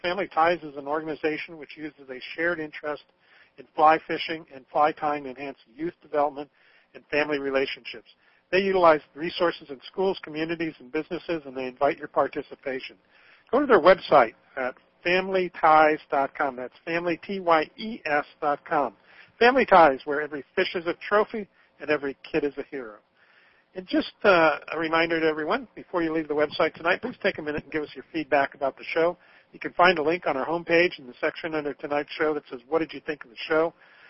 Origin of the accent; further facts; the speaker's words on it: Idaho, United States; I'm from Idaho, where we're now looking at our steelhead runs being eliminated in Idaho.